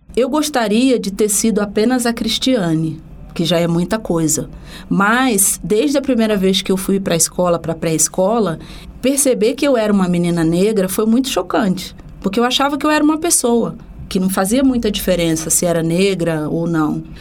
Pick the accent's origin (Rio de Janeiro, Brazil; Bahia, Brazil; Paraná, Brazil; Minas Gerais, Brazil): Rio de Janeiro, Brazil; sou do Rio de Janeiro, de um bairro chamado Coqueiros